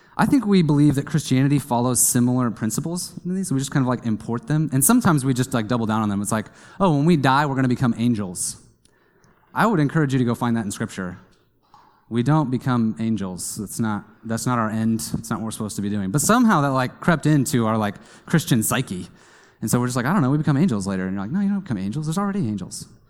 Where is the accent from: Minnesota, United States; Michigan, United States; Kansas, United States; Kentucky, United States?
Kansas, United States; I grew up in Kansas